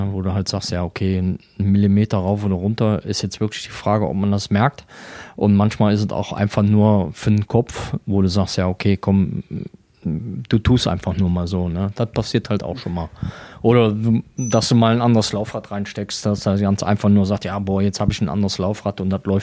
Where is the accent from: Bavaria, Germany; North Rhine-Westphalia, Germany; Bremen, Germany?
North Rhine-Westphalia, Germany; Würselen; now in Weisweiler, Germany; Ich bin gebürtig aus Würseln, das liegt bei Aachen, ah, ja. so circa 10 Kilometer, 5 bis 10 Kilometer von Aachen weg. Und bin seit knapp neun Jahren in Weißweiler.